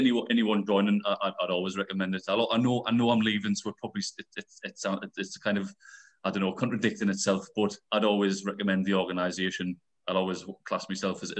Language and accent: English; United Kingdom; I'm a local lad. I was brought up in Rogue, about 5 minutes walk from the Beacon itself